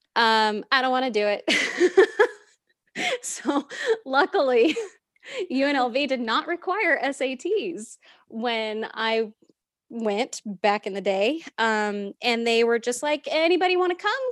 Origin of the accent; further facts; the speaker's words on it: Southern California, United States; moved away as an adult; also born or lived in Las Vegas, Nevada; now in Charlotte, United States; I was born and raised in Southern California, moved to Vegas